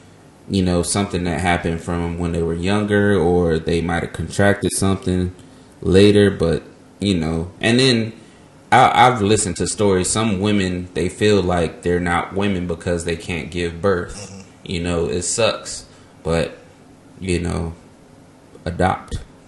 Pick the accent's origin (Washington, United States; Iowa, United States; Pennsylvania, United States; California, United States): California, United States; Ontario; I'm from Ontario, not Canada.